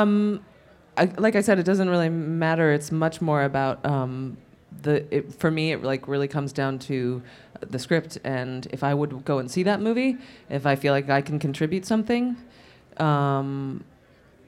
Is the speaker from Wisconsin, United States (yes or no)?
no; New York City, New York, United States; I grew up in New York City and I was exposed to theater